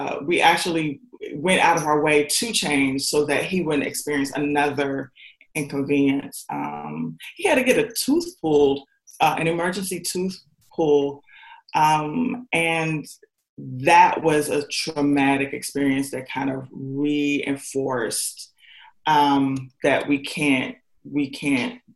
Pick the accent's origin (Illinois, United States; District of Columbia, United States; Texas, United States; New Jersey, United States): District of Columbia, United States; Washington; also born or lived in Indiana; now in Tennessee, United States; I'm from Washington, D.C.